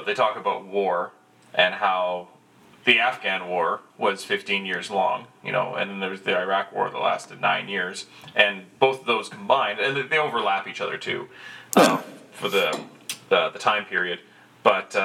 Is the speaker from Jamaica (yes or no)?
no; Canada